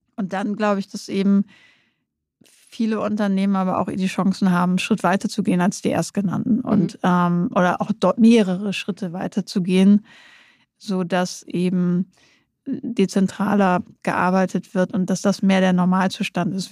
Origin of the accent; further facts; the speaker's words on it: Nordenham, Lower Saxony, Germany; moved away; also born or lived in Münster; ich komme aus Nordenham. Das ist gegenüber von Bremerhaven.